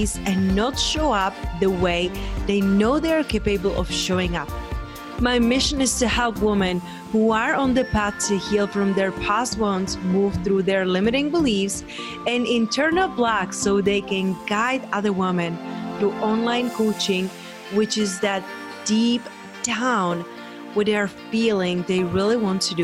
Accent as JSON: {"language": "English", "region": "Southern Moldova", "country": "Moldova", "also_born_or_lived": "Spain", "moved": "yes", "lives_now": "United States", "said": "I'm coming from Southern Moldavia"}